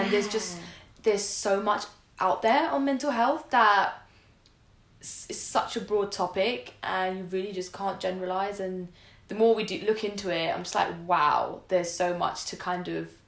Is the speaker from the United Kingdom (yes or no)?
no; India; and we're both like you and I, we're we're Indian.